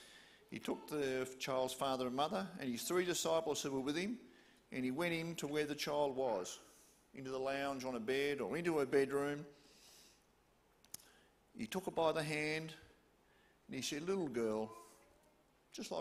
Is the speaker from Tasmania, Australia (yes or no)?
yes; Hobart, Tasmania, Australia